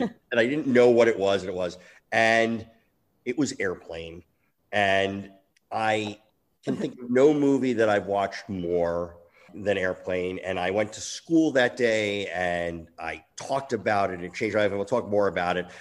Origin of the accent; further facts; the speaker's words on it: East Coast, United States; I grew up on the East Coast